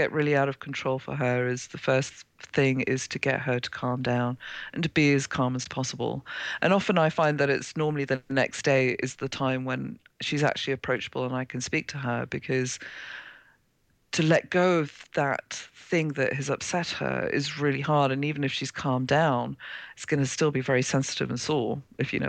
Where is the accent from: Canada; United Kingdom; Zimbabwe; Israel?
Zimbabwe; moved away; I was born in Zimbabwe, Rhodesia as it was then